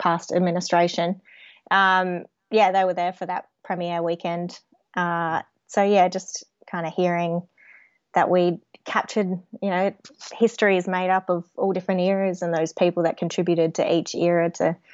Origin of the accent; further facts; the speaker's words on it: Adelaide, South Australia, Australia; I grew up around Woodville West, but first family home was in Birkenhead, so that's in the Port Adelaide area.